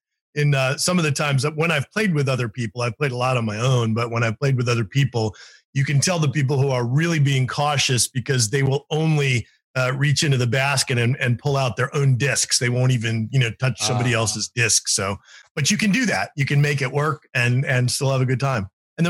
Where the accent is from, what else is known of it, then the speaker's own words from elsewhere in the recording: Reno, Nevada, United States; born there; I am not, though my dad was from West Virginia. I was born in Reno, Nevada.